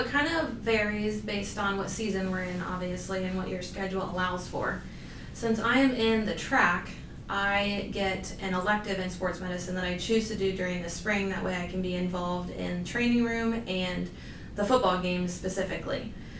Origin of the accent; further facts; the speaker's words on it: Southern Ohio, United States; moved away; I'm a third year. I'm originally from Southern Ohio